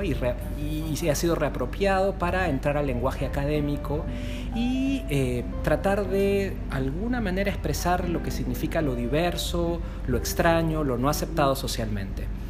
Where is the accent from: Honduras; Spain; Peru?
Peru; yo soy de Perú